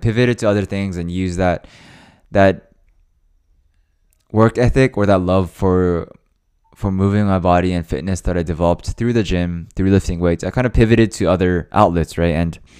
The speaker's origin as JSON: {"language": "English", "country": "Japan", "tie": "born there", "also_born_or_lived": "Hawaii, United States", "said": "I moved there from Hawaii, and I was in a completely new environment, new people, new living situation, new work environment. Everything was new, right? And even though, you know, I was born in Japan"}